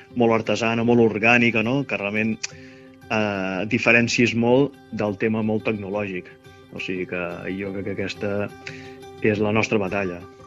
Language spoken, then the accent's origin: Catalan; Montblanc, Catalonia, Spain; moved away as an adult; now in Barcelona, Spain; sóc nascut a Montblanc, Tarragona